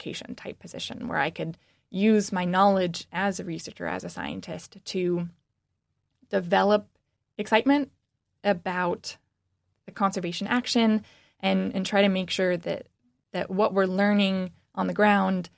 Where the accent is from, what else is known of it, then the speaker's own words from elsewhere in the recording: Washington, United States; moved away as an adult; now in Michigan, United States; I'm actually from the West Coast. I grew up in Washington